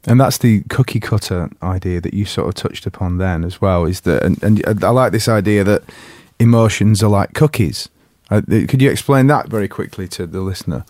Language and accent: English; England, United Kingdom; as an English person